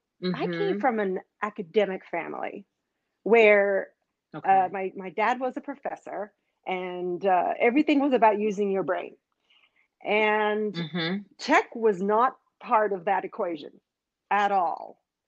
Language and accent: English; Australia; also born or lived in Israel / Canada; now in United States; So I grew up in Australia and I grew up in Israel.